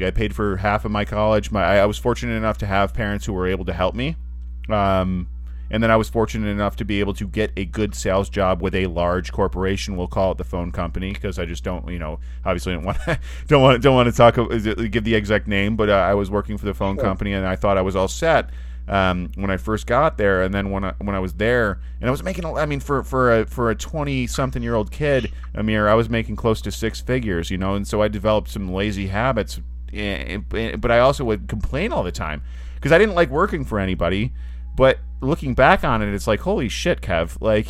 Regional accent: United States; born there; But, you know, I was born in the United States. You know, I'm 29 years old.

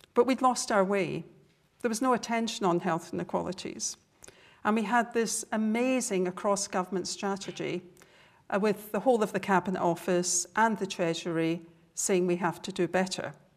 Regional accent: Scotland, United Kingdom; accent: Scottish; my Scottish accent

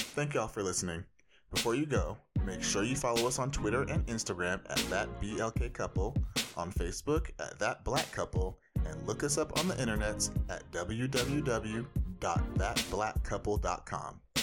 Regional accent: Orange County, California, United States; I grew up in Orange County, California

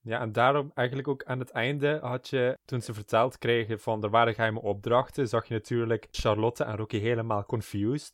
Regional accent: South Limburg, Netherlands; En ik kom uit Zuid-Limburg, waar ik ook opgegroeid ben

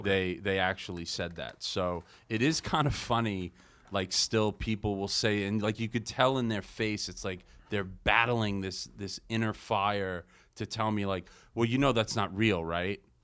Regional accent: Long Island, New York, United States; growing up on Long Island

